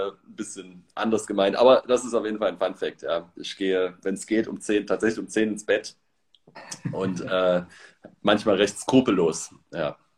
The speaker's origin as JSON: {"language": "German", "town": "Leipzig", "region": "Saxony", "country": "Germany", "tie": "born or raised there", "said": "Also ich äh, bin im Osten aufgewachsen in der DDR, in Leipzig und äh, habe mit Gott gar nichts zu tun gehabt."}